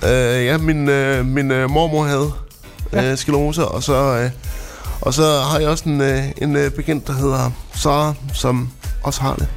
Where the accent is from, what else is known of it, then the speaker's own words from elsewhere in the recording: Frederikshavn, North Denmark Region, Denmark; moved away; jeg kommer jo oprindeligt fra Frederikshavn